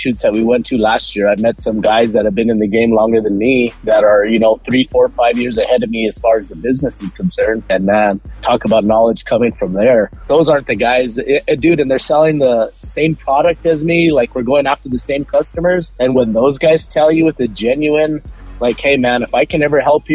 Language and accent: English; Albuquerque, New Mexico, United States; born and raised in Albuquerque, New Mexico